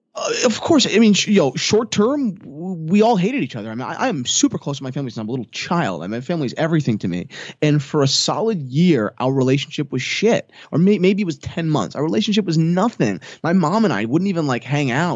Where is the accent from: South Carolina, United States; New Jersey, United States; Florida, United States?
New Jersey, United States; I'm twenty-two years old. I'm from New Jersey.